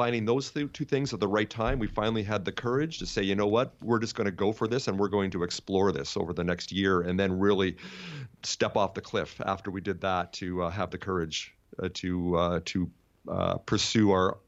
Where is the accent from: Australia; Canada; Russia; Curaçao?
Canada; I'm Canadian like you, so I didn't know too much about cricket.